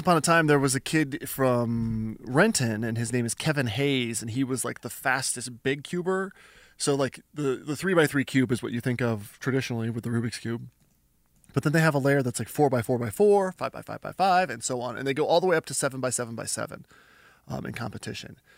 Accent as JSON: {"language": "English", "country": "Canada", "said": "I'm Canadian"}